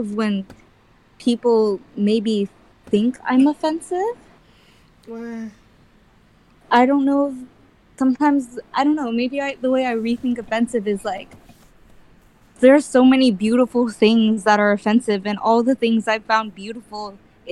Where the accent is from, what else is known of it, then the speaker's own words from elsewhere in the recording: Bakersfield, California, United States; accent: Filipino; the community of conservative Bakersfield